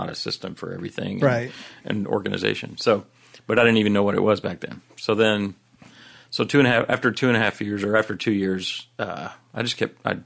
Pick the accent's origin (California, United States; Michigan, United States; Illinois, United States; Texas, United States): Texas, United States; Everman; also born or lived in Fort Worth, Texas; I was born in Fort Worth, but I went to school in Everman